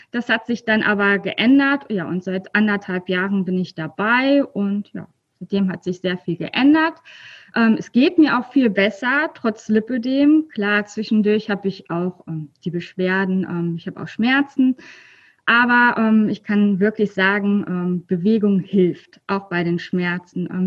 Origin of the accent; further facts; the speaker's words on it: North Rhine-Westphalia, Germany; ja, ich komme aus der Nähe von ähm, Köln.